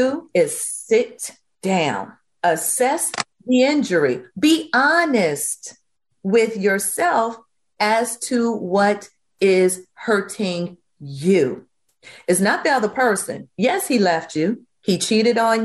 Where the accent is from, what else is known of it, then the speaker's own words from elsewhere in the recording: Virginia, United States; growing up in Virginia in the Baptist tradition